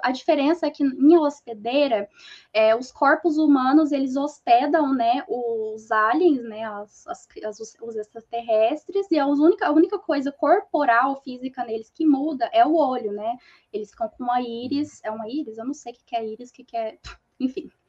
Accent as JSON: {"language": "Portuguese", "town": "Uberlândia", "region": "Minas Gerais", "country": "Brazil", "accent": "mineiro", "said": "Eu sou de Uberlândia, Minas ah. Gerais. Aí vocês perceberam todo o sotaque mineiro"}